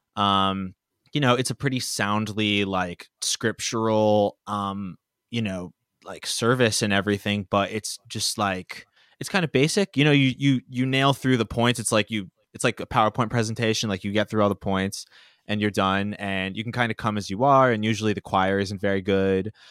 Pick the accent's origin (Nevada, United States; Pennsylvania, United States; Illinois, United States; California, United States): Pennsylvania, United States; Bethlehem; I grew up in Bethlehem, Pennsylvania